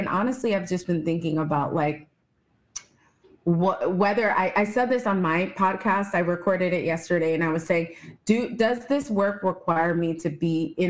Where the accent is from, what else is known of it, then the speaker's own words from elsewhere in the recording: Texas, United States; born there; I was born in Texas, but I could never live there.